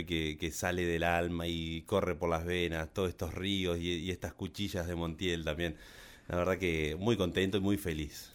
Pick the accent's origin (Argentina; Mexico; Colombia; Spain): Argentina; Colonia Avellaneda, Entre Ríos; soy de Colonia villanera una ciudad pegada a Paraná